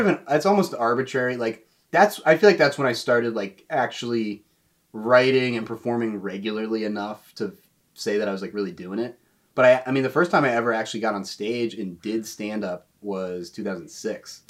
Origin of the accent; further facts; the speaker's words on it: Raleigh, North Carolina, United States; moved away as an adult; also born or lived in Boone, North Carolina; now in New York City, United States; I'm from Raleigh